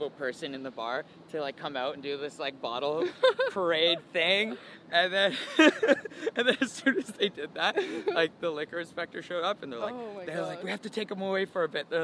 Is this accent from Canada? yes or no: yes; London, Ontario, Canada; London, my hometown